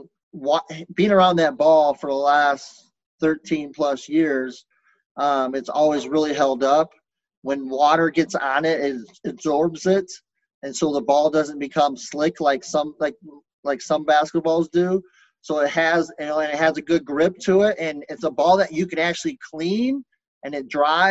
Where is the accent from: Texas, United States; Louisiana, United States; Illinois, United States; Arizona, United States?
Texas, United States; Lubbock; moved away; I grew up, I was born in Lubbock, Texas